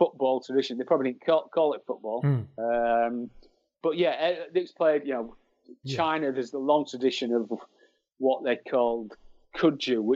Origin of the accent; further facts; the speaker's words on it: Hull, Yorkshire and the Humber, United Kingdom; as you might be able to tell from the accent, I'm from Hull.